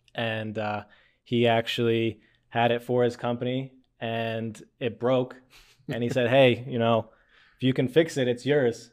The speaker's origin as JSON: {"language": "English", "town": "Lititz", "region": "Pennsylvania", "country": "United States", "tie": "born or raised there", "said": "I grew up in Lidditz"}